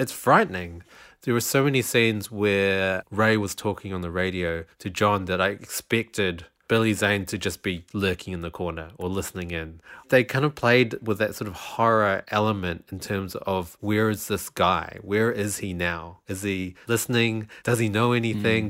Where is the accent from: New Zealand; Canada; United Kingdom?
New Zealand; Wellington; moved away; also born or lived in South Island, New Zealand; I'm, I'm from Wellington, which is in the North Island, and for a while in my childhood, I lived two years in the South Island.